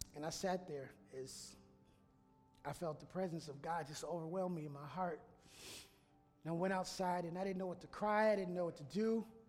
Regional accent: Minneapolis, Minnesota, United States; moved away; also born or lived in Walla Walla, Washington; I grew up in Minneapolis, so I was shoveling snow

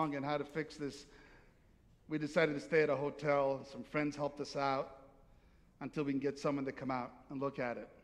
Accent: Naples, Campania, Italy; moved away; I'm from Naples, Italy, and it's hot there

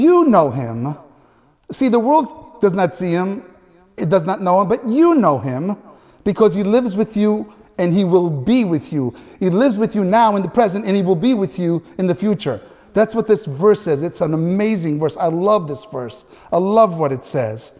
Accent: Naples, Campania, Italy; moved away; when I was a little boy in Italy, growing up in Naples

